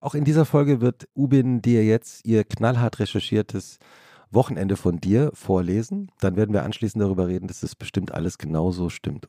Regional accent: Langgöns, Hesse, Germany; Aus, aus Langgöns

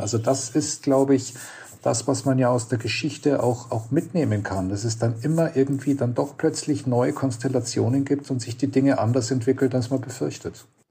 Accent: Germany; moved away as an adult; now in Israel; Also ich bin kein Israeli, ich bin in Deutschland geboren und groß geworden

